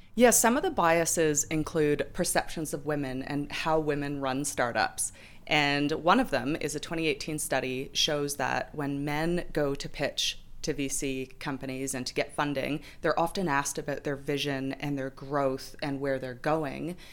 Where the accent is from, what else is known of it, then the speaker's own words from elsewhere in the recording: New Zealand; We're just randos from New Zealand.